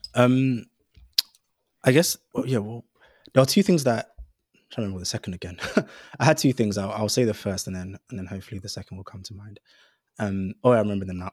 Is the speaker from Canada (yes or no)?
no; London, United Kingdom; I grew up in Greenwich, so the rural borough of Greenwich